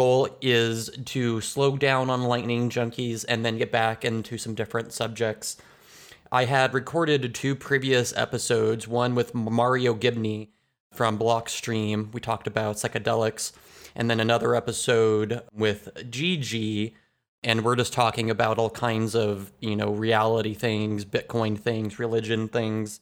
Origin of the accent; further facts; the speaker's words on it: United States; I'm from the United States